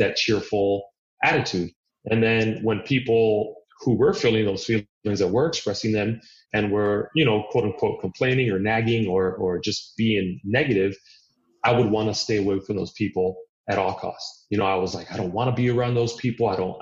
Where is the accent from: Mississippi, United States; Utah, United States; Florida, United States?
Florida, United States; Miami; I'm Cuban. My parents were born in Cuba. I was born in Miami. So I grew up there.